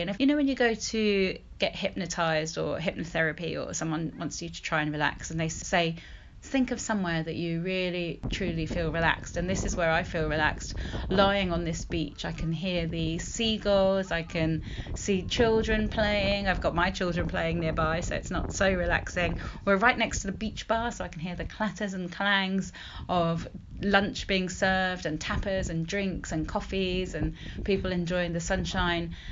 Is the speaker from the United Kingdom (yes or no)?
yes; the north of England, United Kingdom; the place I grew up. I was born in the north of England.